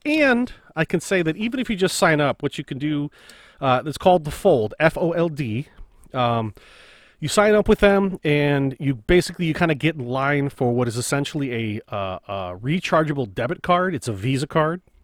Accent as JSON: {"language": "English", "country": "United States", "said": "as an American"}